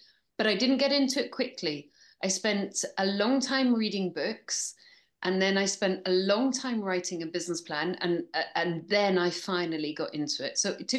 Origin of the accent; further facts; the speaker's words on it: Scotland, United Kingdom; accent: English; now in Bristol, United Kingdom; So I'm actually Scottish, although I sound English. And I live part in Bristol and part in Barcelona.